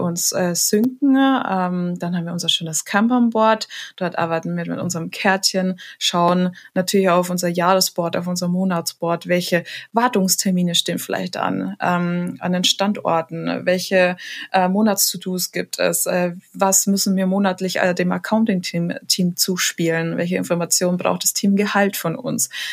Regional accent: Munich, Bavaria, Germany; also born or lived in Lake Starnberg; geboren am Stamberger See. Ja. Und ähm, echte, waschechte Münchnerin

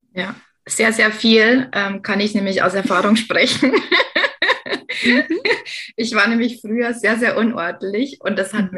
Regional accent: Lower Bavaria, Germany; Als äh, gebürtige Niederbayerin habe ich den Dialekt verstanden

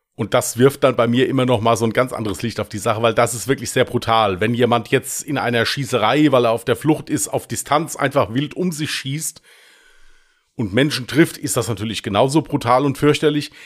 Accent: Westerwald, Rhineland-Palatinate, Germany; accent: Westerwälder Dialekt; Mit meinem Westerwälder Dialekt, aber spielt ja keine Rolle, ich stehe dazu

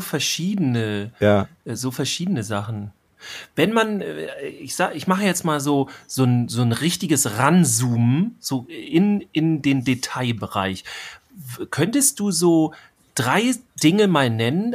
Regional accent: Schleswig-Holstein, Germany; hier bei uns in Schleswig-Holstein

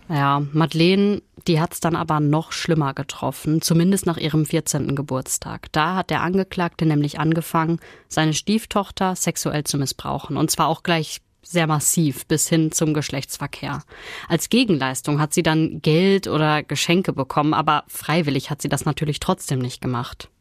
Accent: Ruhr area, North Rhine-Westphalia, Germany; war aber schon länger hier bei uns im Ruhrgebiet

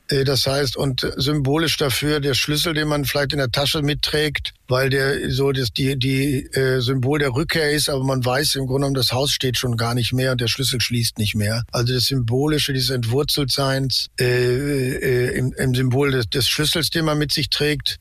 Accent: Ruhr area, North Rhine-Westphalia, Germany; Ich bin halt im Ruhrgebiet aufgewachsen

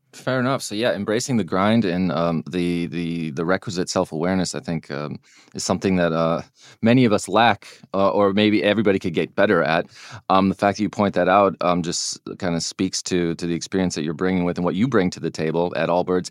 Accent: United States; I'm an American

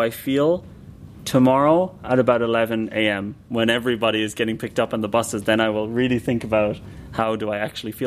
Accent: Ireland; now in Berlin, Germany; I'm from Ireland originally

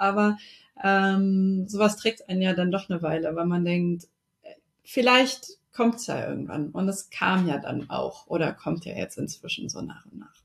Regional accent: Wolfenbüttel, Lower Saxony, Germany; also born or lived in Braunschweig; now in Hannover, Germany; komme aber ursprünglich aus Braunschweig, so weit weg voneinander sind die Städte ja nicht. Äh, da bin ich groß geworden, beziehungsweise ganz ursprünglich komme ich aus Wolfenbüttel, das ist kurz vor Braunschweig

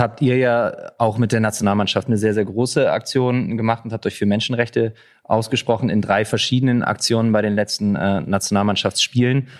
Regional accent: Leipzig, Saxony, Germany; ich komme selber aus Leipzig

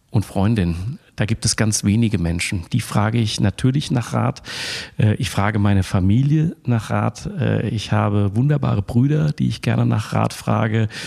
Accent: Frankfurt, Hesse, Germany; Das stimmt. Ich bin gebürtiger Frankfurter, habe deshalb auch so eine besondere Leidenschaft für das Radrennen am 1. Mai

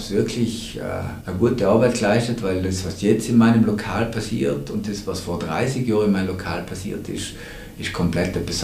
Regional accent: Trentino-Alto Adige, Italy; gerade bei uns in Südtirol noch irgendwo

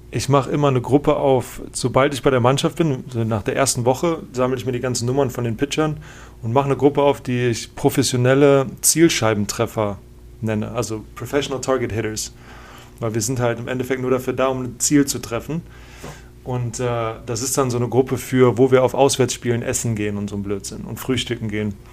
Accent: Germany; Und ich bin halt als Deutscher, ich liebe das, so eine, so eine Sprachnotiz zu schicken.

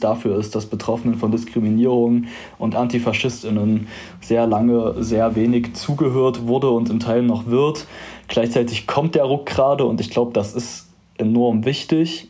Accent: Zwickau, Saxony, Germany; also born or lived in Halle; meinem Heimatort Zwickau

